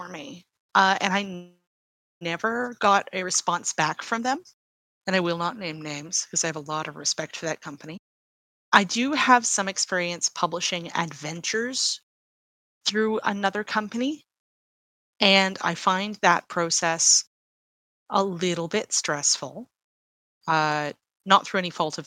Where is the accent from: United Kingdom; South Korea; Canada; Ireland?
Canada; I am Canadian